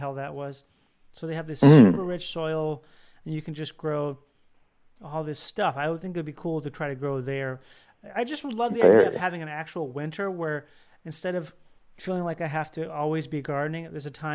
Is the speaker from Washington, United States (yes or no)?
no; Minnesota, United States; I grew up in Minnesota